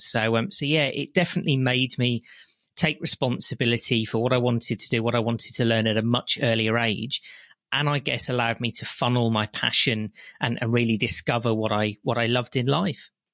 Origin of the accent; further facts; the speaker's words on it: West Midlands, United Kingdom; I lived in a very small local village, you can probably tell by my accent, in the West Midlands.